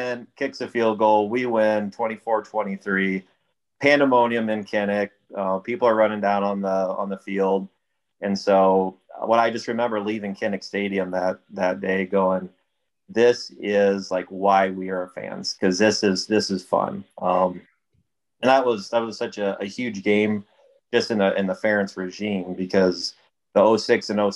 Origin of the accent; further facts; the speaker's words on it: Iowa, United States; Born and raised in Iowa.